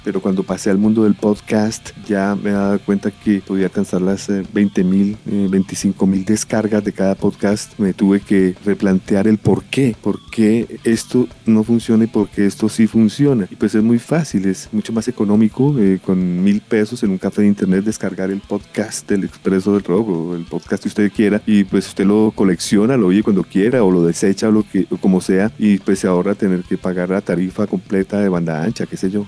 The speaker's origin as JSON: {"language": "Spanish", "region": "Bogotá", "country": "Colombia", "also_born_or_lived": "Los Angeles, United States", "said": "yo comencé a escuchar buena radio aquí en Bogotá, Colombia, Suramérica, esto se triplicó, cuadruplicó cuando me fui a vivir a la ciudad de Los Ángeles"}